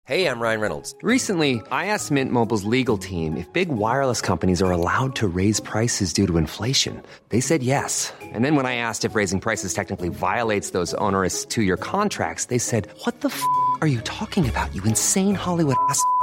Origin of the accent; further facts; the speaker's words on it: Jordan; also born or lived in Irbid / Zarqa / Amman; ربيت بالأردن بإربد وبالزرقاء وبعمان